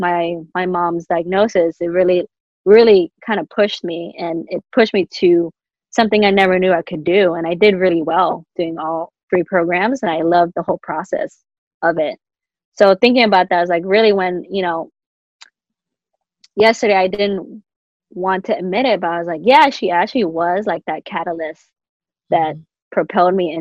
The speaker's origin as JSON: {"language": "English", "country": "United States", "tie": "born or raised there", "said": "growing up in the States. My mom used to ask me too, like, are you glad that you were born in America?"}